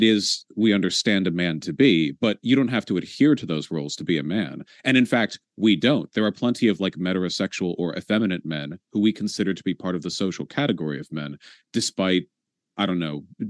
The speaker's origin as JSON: {"language": "English", "country": "United States", "tie": "born or raised there", "said": "I'm an American in a purely national sense. I was born here."}